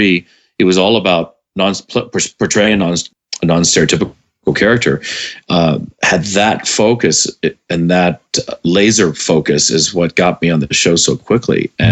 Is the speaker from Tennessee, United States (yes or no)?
yes; Memphis, Tennessee, United States; also born or lived in California / Indiana / Bermuda; when I was in high school in Memphis, Tennessee, and junior high, and part of, as I moved, I was born in California. After a year and a half, I moved to Indiana. After 2 years there, I moved to Bermuda.